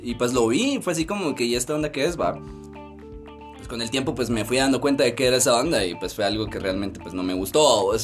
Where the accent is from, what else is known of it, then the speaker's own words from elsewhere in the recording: Mixco, Guatemala Department, Guatemala; Soy de Misco.